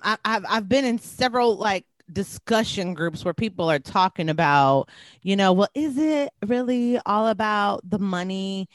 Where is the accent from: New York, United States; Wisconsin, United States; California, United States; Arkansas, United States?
Wisconsin, United States; I'm from Wisconsin.